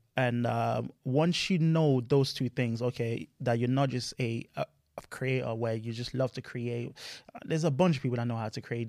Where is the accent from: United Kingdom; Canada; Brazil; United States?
United Kingdom; Luton, East of England; also born or lived in France; I'm from Luton, so that's my hometown